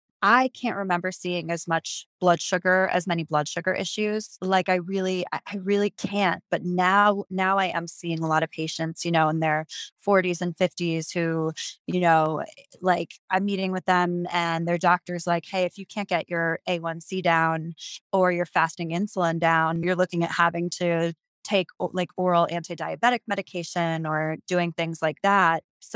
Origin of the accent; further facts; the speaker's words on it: East Coast, United States; because I'm from the East Coast and we do a lot of that out there.